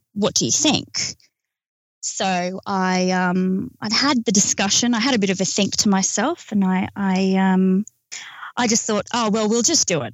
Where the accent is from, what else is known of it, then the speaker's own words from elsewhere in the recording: Australia; We're from Australia.